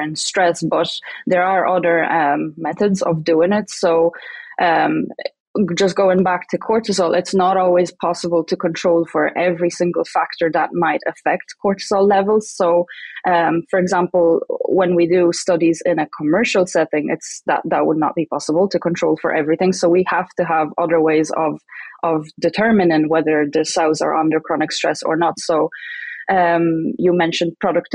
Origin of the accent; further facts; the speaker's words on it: Ireland; moved away as an adult; now in Saskatchewan, Canada; I'm from Ireland